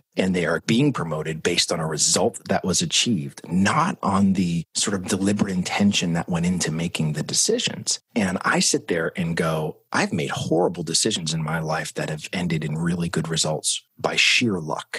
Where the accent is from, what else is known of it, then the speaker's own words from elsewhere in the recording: Manchester, New Hampshire, United States; moved away as an adult; also born or lived in Florida; I was born and raised up in Manchester, New Hampshire